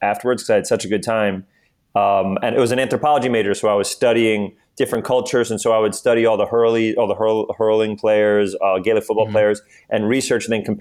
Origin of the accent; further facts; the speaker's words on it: New York, United States; I'm from New York